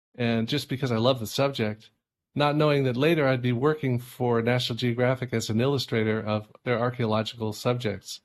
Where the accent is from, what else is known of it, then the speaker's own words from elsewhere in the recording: California, United States; moved away as an adult; now in Hudson Valley, United States; I grew up in California